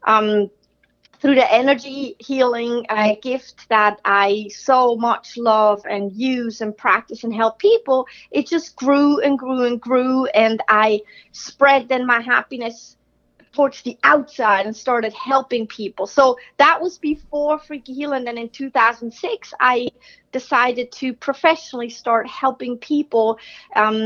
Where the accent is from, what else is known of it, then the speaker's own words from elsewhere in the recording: Switzerland; growing up in Switzerland, that's where I'm from